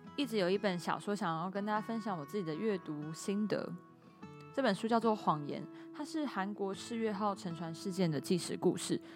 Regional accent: Pingtung County, Taiwan; moved away; 我小时候在屏东，我也都是吃白色的蛙桂

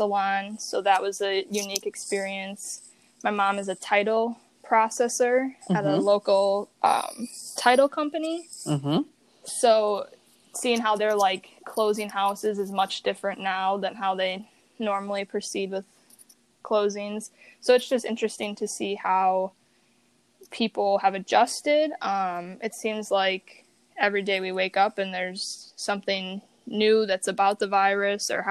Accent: Lake Geneva, Wisconsin, United States; also born or lived in Elkhorn, Wisconsin; I'm from Elkhorn, Wisconsin, and I grew up in Lake Geneva, Wisconsin

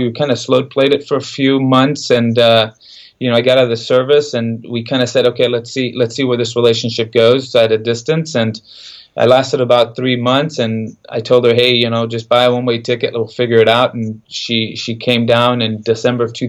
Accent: Central Valley, California, United States; also born or lived in San Jose, California; I'm from California, Central Valley, California. I was born in San Jose. Mom and dad were immigrants from Mexico. I have 3 brothers, 1 sister. We moved up, my parents moved us up to the Central Valley in the early 90s

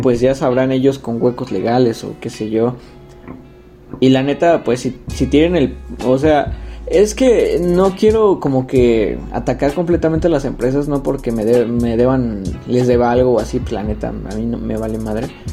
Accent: Mexico

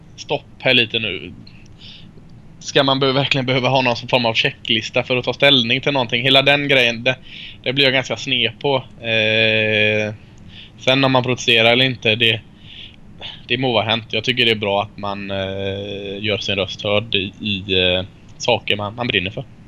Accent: Sweden; Jag är från Sverige.

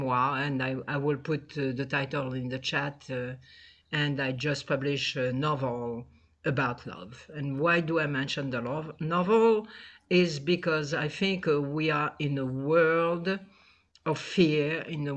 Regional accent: Tunisia; moved away as an adult; also born or lived in France; now in United States; I was born in Tunisia, grew up over there, a traditional religious family.

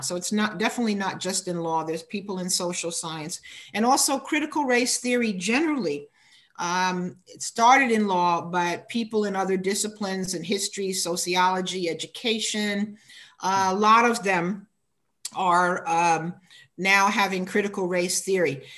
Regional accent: United States; in America, uh, I'm African American

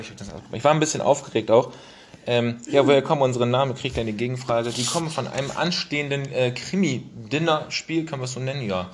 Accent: Bremen, Germany; als Bremer

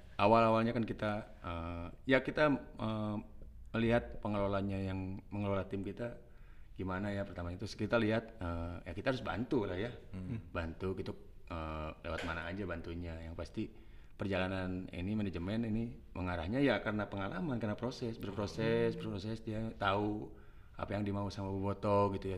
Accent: Bandung, West Java, Indonesia; Kampung saya dekat sama Stadion Persib

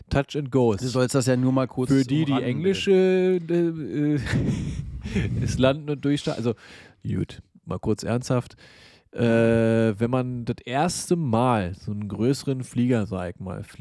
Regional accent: East Germany, Germany; ich komme aus dem Osten, der weiß, Brücken bauen geht.

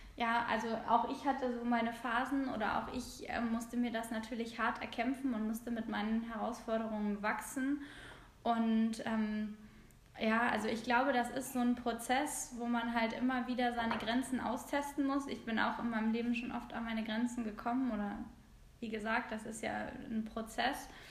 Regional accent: Hamburg, Germany; bin aus Hamburg

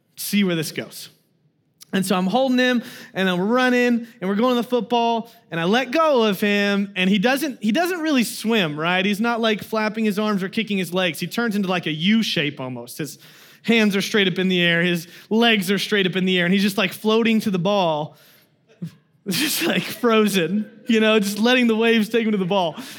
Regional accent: Kansas, United States; moved away; I'm from Kansas

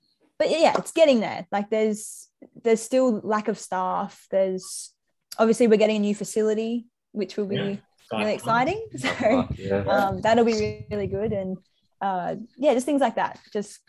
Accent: Sydney, New South Wales, Australia; But look, I wouldn't say I have road rage. I'd say I'm just from Sydney.

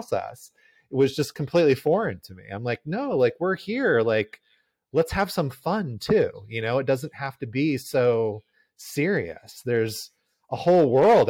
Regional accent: Southern California, United States; I grew up in Southern California as well

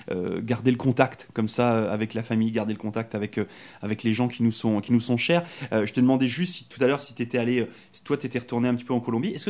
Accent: France; moved away as an adult; now in Canada; moi je suis arrivé de France il y a, trois ans. Puis euh, c'est vrai que bah, moi j'ai décidé de venir ici au Canada pour euh, changer un petit peu de vie

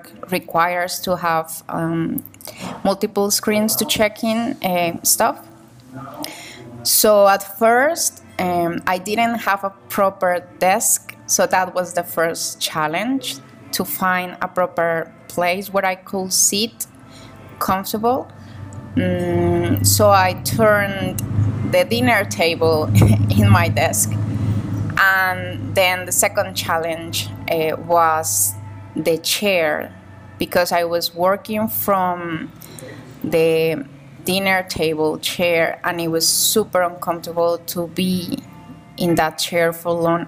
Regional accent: Cali, Valle del Cauca, Colombia; I'm from Cali, Colombia

